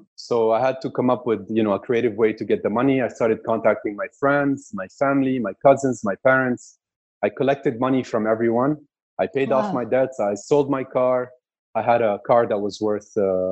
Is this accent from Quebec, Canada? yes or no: yes; Quebec, Canada; also born or lived in Kuwait; My parents decided to migrate to Canada, to the French part of Canada, so the Quebec area. And I've been raised in Quebec for the past 31 years.